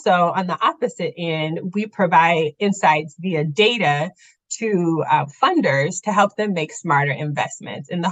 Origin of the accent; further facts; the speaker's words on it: Midwest, United States; moved away as an adult; now in Charlotte, United States; I am a Northerner. I am from the Midwest.